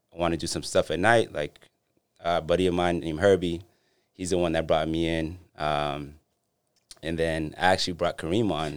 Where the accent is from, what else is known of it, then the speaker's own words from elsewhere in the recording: Boston, Massachusetts, United States; I grew up in Dorchester